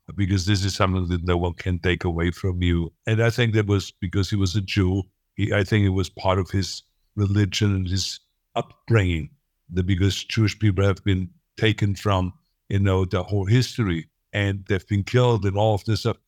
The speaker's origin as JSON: {"language": "English", "country": "Austria", "moved": "as an adult", "lives_now": "United States", "said": "I don't feel like I'm really Austrian"}